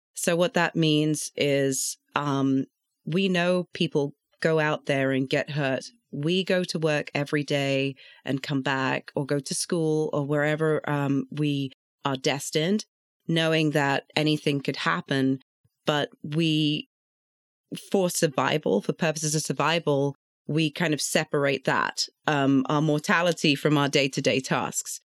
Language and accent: English; London, United Kingdom; now in Atlanta, United States; I grew up in London, born and bred in London